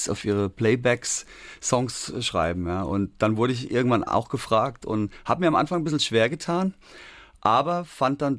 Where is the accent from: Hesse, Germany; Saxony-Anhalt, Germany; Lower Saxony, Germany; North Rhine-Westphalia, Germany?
Hesse, Germany; Darmstadt; da, wo ich herkomme, aus Darmstadt in Hessen, mhm. das war eine Hochburg und da wurde unter anderem auch … produziert.